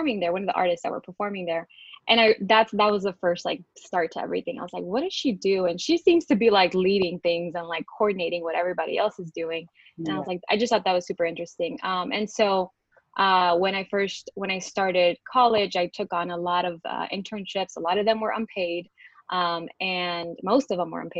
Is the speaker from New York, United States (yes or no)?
no; Houston, Texas, United States; I was born and raised here in Houston, Texas